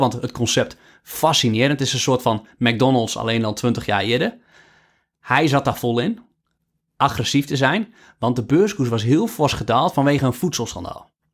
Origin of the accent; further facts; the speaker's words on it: Netherlands; als Nederlander